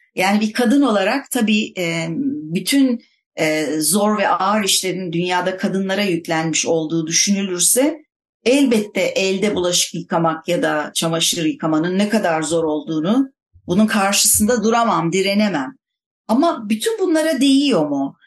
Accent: Istanbul, Turkey; ben İstanbulluyum denize yakın bir yerde oturuyorum

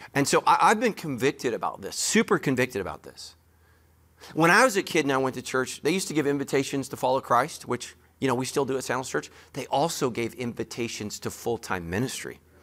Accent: United States; I'm American

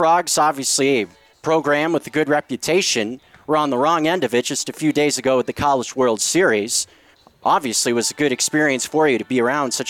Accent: Hillsborough, California, United States; my hometown of Hillsborough, California, a small town of 12,000 people

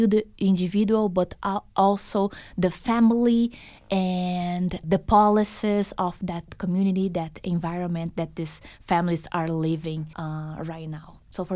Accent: Boston, Massachusetts, United States; I came from Boston, so east side, and I'm so surprised seeing all the nature around here.

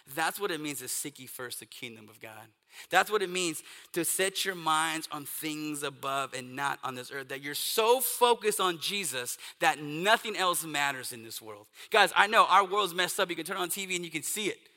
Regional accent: East Texas, United States; I grew up in East Texas

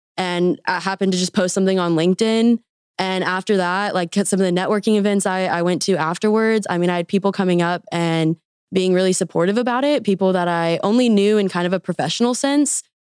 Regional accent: Wichita, Kansas, United States; moved away as an adult; also born or lived in Arkansas; now in Bentonville, United States; I am originally from Wichita, Kansas.

